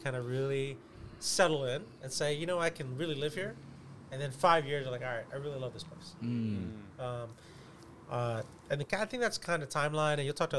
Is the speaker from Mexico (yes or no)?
no; Atlanta, Georgia, United States; I come from Atlanta where it's a, you know, I would say less so now, but it's a pretty fair-weather town when it comes to professional sports.